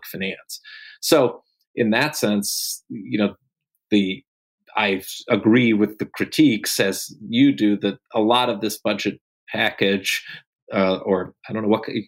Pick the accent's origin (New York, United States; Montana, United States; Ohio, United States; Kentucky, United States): New York, United States; my home state of New York